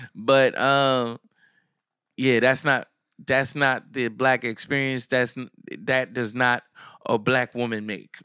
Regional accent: Neptune, New Jersey, United States; I'm from Asbury, I'm from Neptune

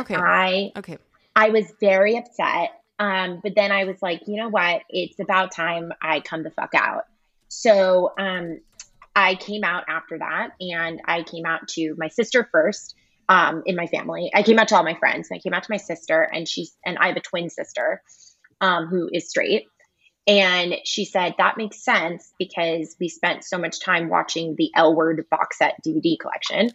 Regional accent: United States; accent: American; have a very American accent

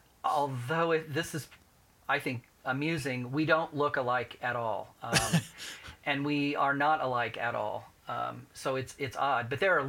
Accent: Indianapolis, Indiana, United States; Indianapolis, yes. In a very small, close-knit family. We actually lived downtown when I was little. And then my parents moved to the west side, the mean streets of Speedway.

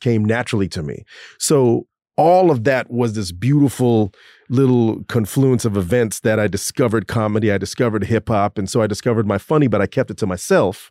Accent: Orlando, Florida, United States; moved away; I grew up in Orlando

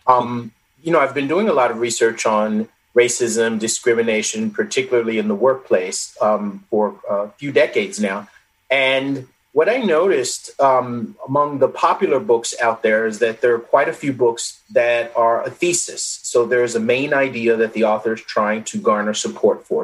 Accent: United States; also born or lived in England; being an American

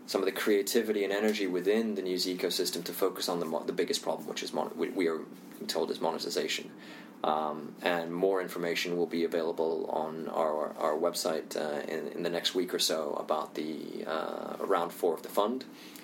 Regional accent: India; also born or lived in Indonesia; And if I had to generalize, and you know, I'm Indian, I also grew up in Indonesia, so if I look at Asia, for example, Asia is really interesting to me for a number of reasons.

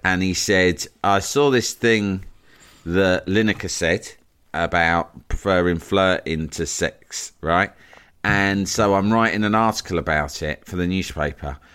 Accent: London, United Kingdom; I live in, in, in my hometown here, here in Leafy Barnes

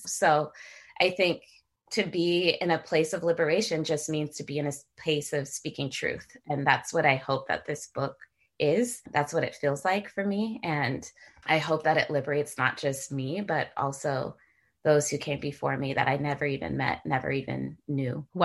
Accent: San Jose, California, United States; moved away as an adult; also born or lived in Washington, D.C.; I grew up in San Jose, California.

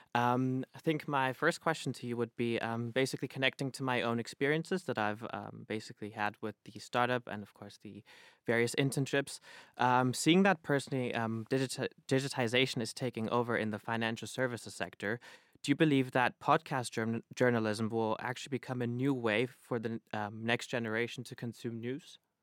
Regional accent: Berlin, Germany; moved away as an adult; now in United Kingdom; I'm originally from Berlin, Germany

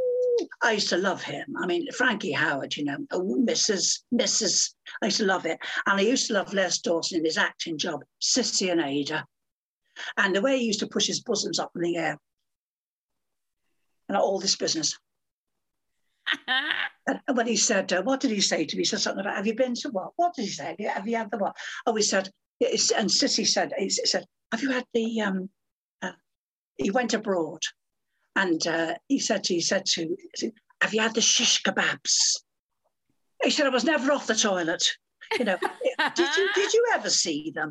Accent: United Kingdom; I'm a British person

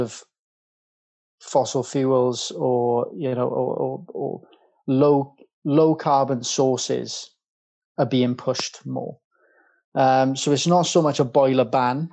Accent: Welsh, Wales, United Kingdom; now in London, United Kingdom; being Welsh

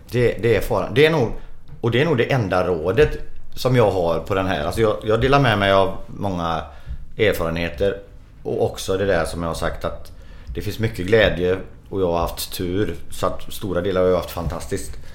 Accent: Sweden; vi är svenskar

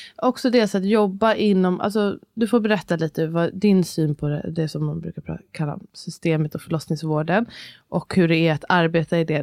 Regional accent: Stockholm, Stockholm County, Sweden; man är från Stockholm

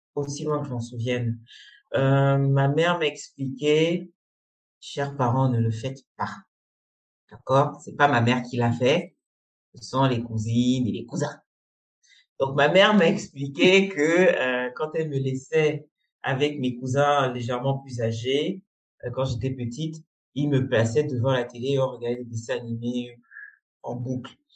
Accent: Cameroon; moved away as an adult; also born or lived in Congo; j'ai grandi, j'ai vécu toute ma scolarité euh, au Cameroun

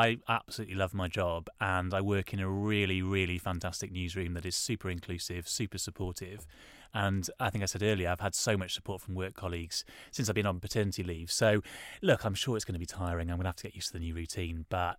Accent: Wales, United Kingdom; Yeah, yeah, because I'm from Wales and we really wanted him to have a Welsh name.

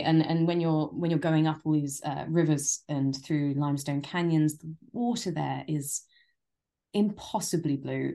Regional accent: London, United Kingdom; also born or lived in Japan; I am a born and bred Londoner.

